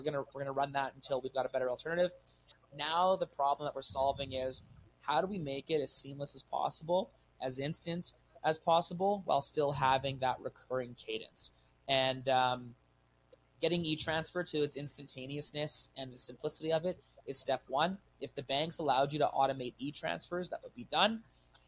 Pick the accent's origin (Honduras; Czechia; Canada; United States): Canada; I'm a Canadian guy. Like I love it here.